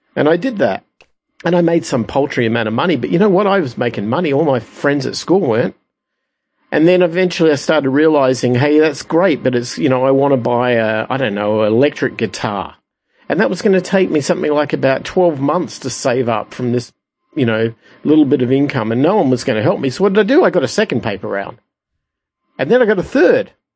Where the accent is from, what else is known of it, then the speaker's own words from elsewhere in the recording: Adelaide, South Australia, Australia; I'm from Adelaide, Australia